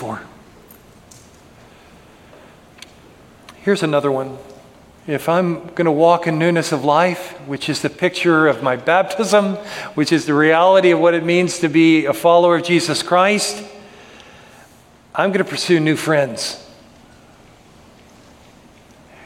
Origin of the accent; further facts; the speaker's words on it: United States; my citizenship as an American citizen